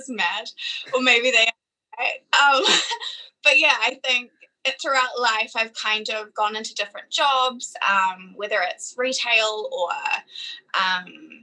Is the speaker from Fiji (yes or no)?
yes; Fiji; now in New Zealand; growing up in Fiji as well kind of gave me a different understanding of money